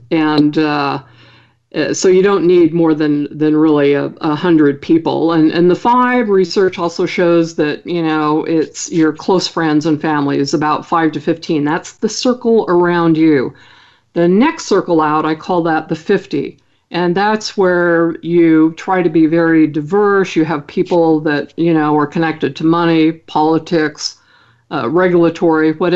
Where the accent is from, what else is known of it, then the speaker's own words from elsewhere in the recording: Idaho, United States; I'm from Idaho